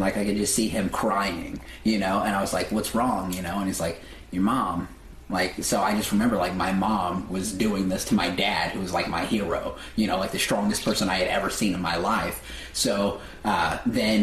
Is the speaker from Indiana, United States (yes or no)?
yes; Terre Haute, Indiana, United States; moved away as an adult; now in Los Angeles, United States; I'm from Terre Haute, Indiana, which is a very small town.